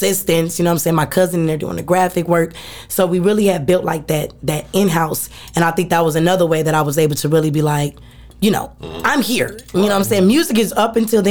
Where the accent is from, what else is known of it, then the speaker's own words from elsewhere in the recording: Phoenix, Arizona, United States; I'm born and raised out here. Right. You know what I'm saying? I'm from Phoenix, Arizona